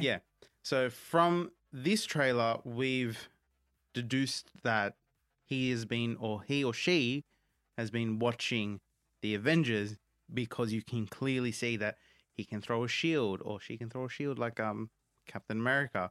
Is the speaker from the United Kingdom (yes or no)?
no; India; as an Indian myself